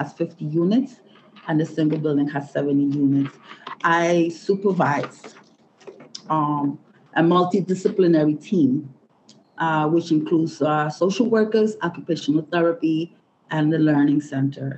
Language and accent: English; Puerto Barrios, Izabal, Guatemala; now in New York, United States; I was born in Guatemala, Puerto Barrios, Guatemala. I migrated to the United States, New York in 1974